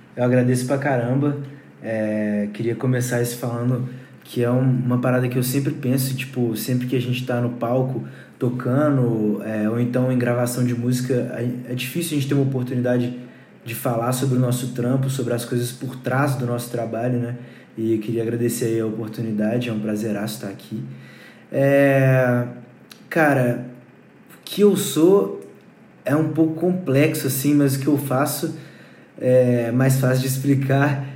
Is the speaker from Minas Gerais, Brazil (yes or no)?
yes; Brumadinho, Minas Gerais, Brazil; eu moro numa casa afastadona, fica no município de Brumadinho e lá eu crio e o nome da banda vem de lá, os integrantes se conheceram lá